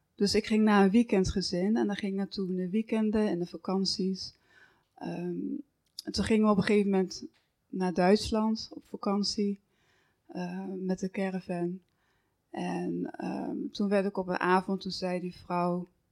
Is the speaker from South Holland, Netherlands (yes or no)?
no; Horn, near Roermond, Limburg, Netherlands; in Horren, dus een, een, een dorpje bij Roermond in, eh, in, Limburg, misschien hoorde je dat al aan mijn accent. dat, eh, dus daar ben ik ook opgegroeid.